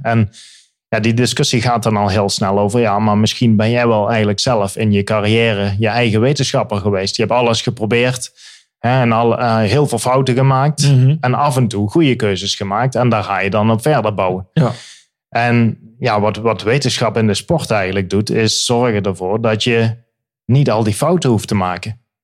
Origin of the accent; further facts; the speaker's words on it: Limburg, Netherlands; moved away as an adult; also born or lived in Birmingham, England; now in England, United Kingdom; ik kom uit Limburg.